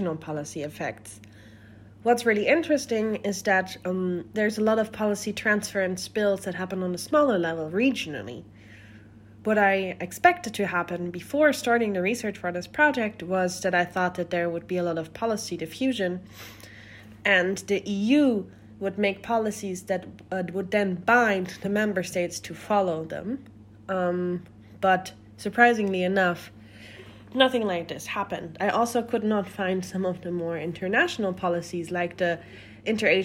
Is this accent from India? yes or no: no; Germany; my hometown in Germany